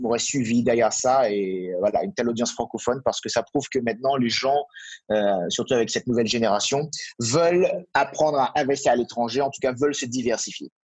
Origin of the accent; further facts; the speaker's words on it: Martinique; moved away; je viens d'une île aussi, donc je viens de Martinique à l'origine